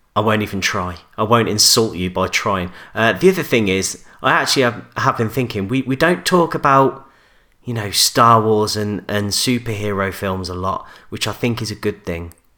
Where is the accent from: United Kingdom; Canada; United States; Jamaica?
United Kingdom; Coventry, West Midlands; I'm from Coventry